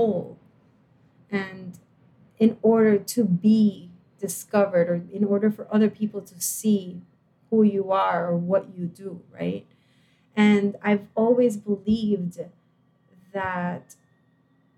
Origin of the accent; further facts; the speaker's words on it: Puerto Rico; I was born in Puerto Rico, and I went from a private high school to the University of Puerto Rico in Rio Piedras